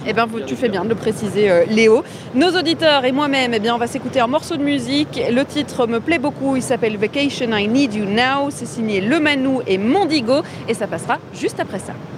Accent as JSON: {"language": "French", "town": "Tourcoing", "region": "Hauts-de-France", "country": "France", "said": "je viens de Tourcoing"}